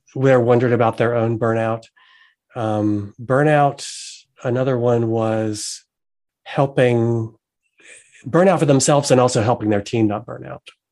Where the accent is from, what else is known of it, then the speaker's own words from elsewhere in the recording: the South, United States; also born or lived in North Carolina; I'm from the South